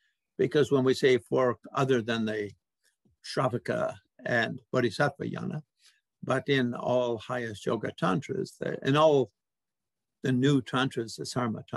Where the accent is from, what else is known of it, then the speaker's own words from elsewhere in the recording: Canada; we Canadians say codification